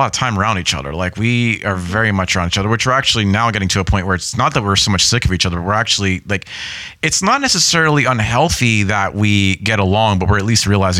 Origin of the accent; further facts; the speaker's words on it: Pittsburgh, Pennsylvania, United States; moved away; I grew up in Pittsburgh